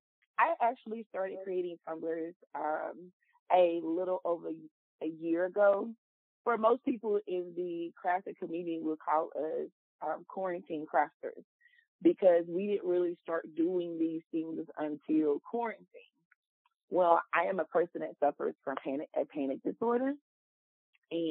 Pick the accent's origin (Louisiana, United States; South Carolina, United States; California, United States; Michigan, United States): Louisiana, United States; now in Dallas-Fort Worth, United States; I'm 38. I'm from Louisiana, and I currently reside in the DFW area of Texas.